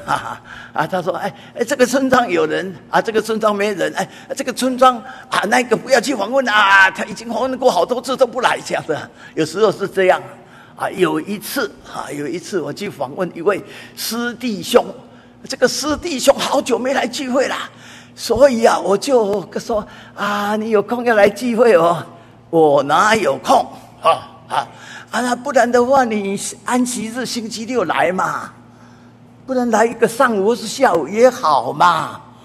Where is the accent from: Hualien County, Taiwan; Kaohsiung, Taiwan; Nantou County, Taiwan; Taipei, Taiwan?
Taipei, Taiwan; 我是，呃，台北人， 哈，啊，我，呃，已，今年已经八十岁了，哈，那我从五岁到十二岁，啊，一直在台北这边，啊，可以说是流浪，因为五岁到十二岁搬家搬了七次，啊， 那搬到第四次的时候，啊，就搬到了，啊，这个台北桥头